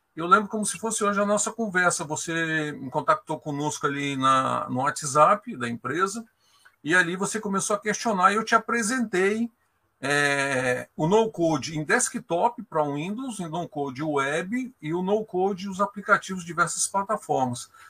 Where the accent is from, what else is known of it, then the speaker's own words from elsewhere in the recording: Brasília, Federal District, Brazil; Eu sou de Brasília